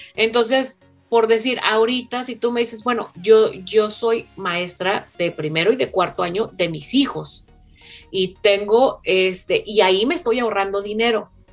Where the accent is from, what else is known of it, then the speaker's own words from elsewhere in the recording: Mexico; now in United States; yo soy la única mexicana